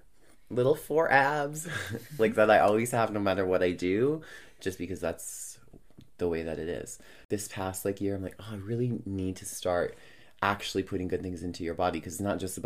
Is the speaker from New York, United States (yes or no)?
yes; New York, United States; now in Edmonton, Canada; But I'm like a New Yorker that lives in Edmonton.